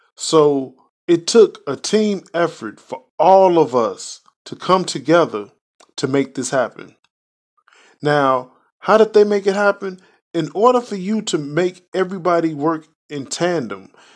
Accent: Chicago, Illinois, United States; now in Indiana, United States; I was born and raised in Chicago, live in Indiana

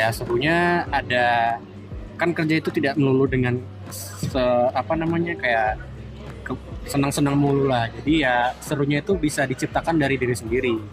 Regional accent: Jakarta, Indonesia; born there; apalagi gue dari lahir di Jakarta

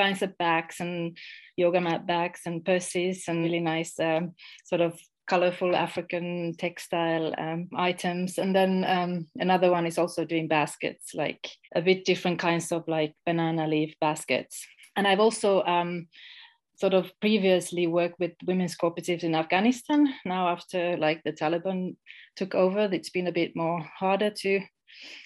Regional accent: Finland; moved away as an adult; also born or lived in Estonia / Ghana; I'm originally from Finland, but I lived in Estonia for almost 20 years

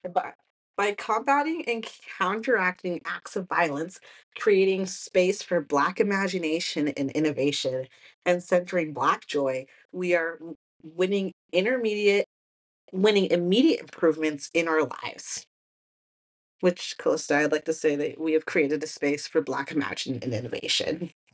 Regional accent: Texas, United States; I'm from Texas

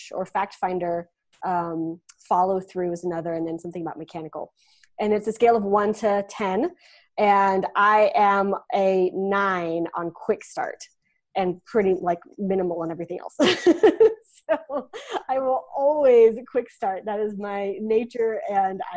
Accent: West Texas, United States; I'm from West Texas, small town West Texas. So if you've ever seen Friday Night Lights, like the TV show, that's my town. dust and cattle and oil rigs and yeah, that's what I remember from my hometown

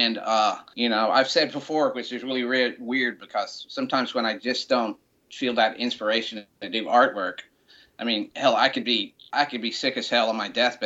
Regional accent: Montgomery, Alabama, United States; moved away as an adult; also born or lived in Savannah, Georgia / Atlanta, Georgia; me being from little old Montgomery

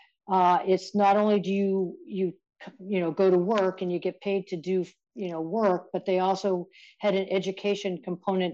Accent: Conway, New Hampshire, United States; also born or lived in Black Hills National Forest; now in Maine, United States; I grew up here in New Hampshire, in Conway, New Hampshire

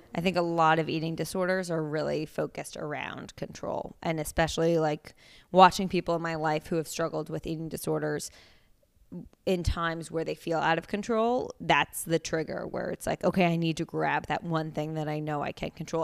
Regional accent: Princeton, New Jersey, United States; moved away as an adult; also born or lived in Pennsylvania; now in New York, United States; I am originally from Princeton, New Jersey. technically, I guess I was born in New York, but we moved when I was, like, three, so I don't have any memories of that time. And I grew up in Jersey.

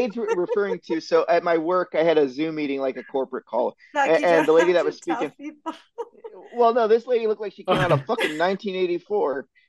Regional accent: Ohio, United States; moved away; I came from Ohio.

